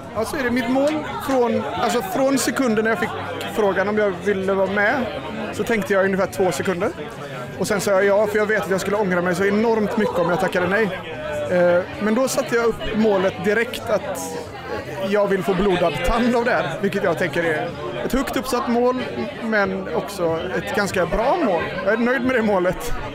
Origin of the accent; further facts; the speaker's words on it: Gothenburg, Västra Götaland, Sweden; jag kommer från Majorna